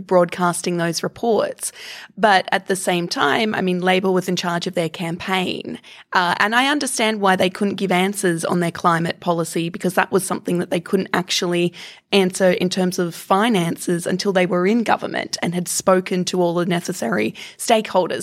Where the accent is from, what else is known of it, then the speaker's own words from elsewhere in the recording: Queensland, Australia; I come from Queensland, which is the skin cancer capital of the world, because there is a giant ozone hole above where I grew up.